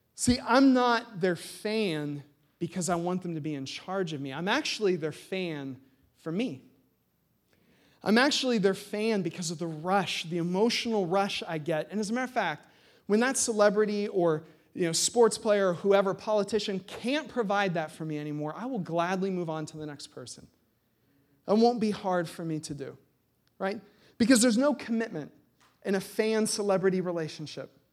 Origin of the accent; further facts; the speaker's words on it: United States; as American Christians